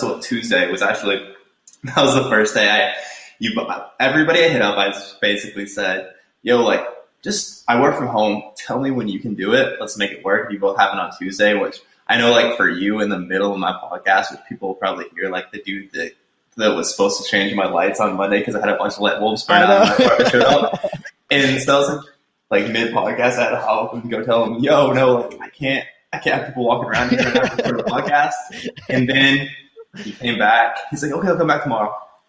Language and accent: English; Nebraska, United States; now in Mesa, United States; From Mesa to Grand Island, which is like 2 hours from my hometown.